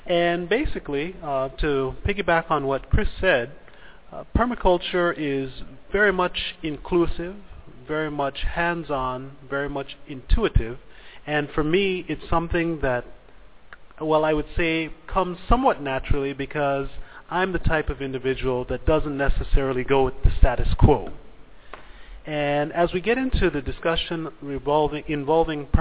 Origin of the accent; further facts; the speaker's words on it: Belize; I come from Belize